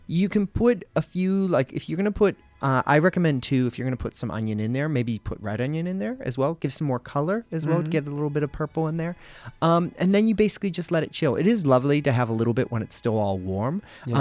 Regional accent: America's Northeast, United States; moved away as an adult; now in Australia; I grew up in America's Northeast

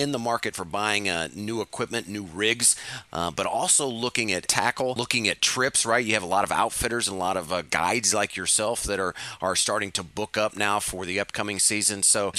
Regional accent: Midwest, United States; somewhat growing up in the Midwest.

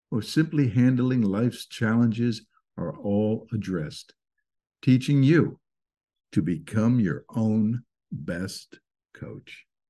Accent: Fort Lee, New Jersey, United States; I grew up in Fort Lee, New Jersey

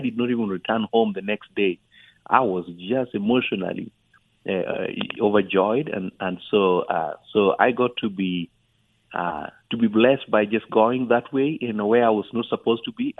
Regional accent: Kenya; born there; English is a second language; Well, I was born in East Africa, just across the border between Kenya and Uganda.

